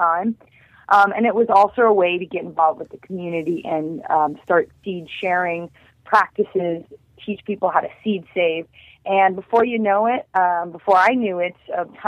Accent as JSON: {"language": "English", "region": "Kansas", "country": "United States", "moved": "yes", "lives_now": "San Diego, United States", "said": "I'm originally from Kansas, where gardening and agriculture of all different forms is alive and vibrant every day."}